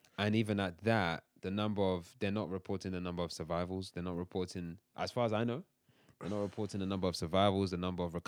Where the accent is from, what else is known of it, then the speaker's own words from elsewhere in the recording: London, United Kingdom; accent: London; But I'm very happy to have a London accent.